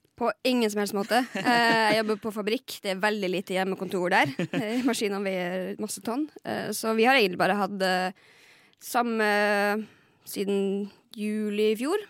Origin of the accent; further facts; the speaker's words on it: Lakselv, Finnmark, Norway; jeg er fra Lakselv i Finnmark